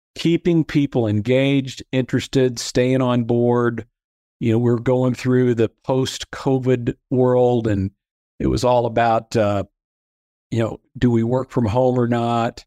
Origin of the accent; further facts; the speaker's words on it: Peoria, Illinois, United States; moved away as an adult; also born or lived in Fort Worth, Texas; I grew up in central Illinois in, in Peoria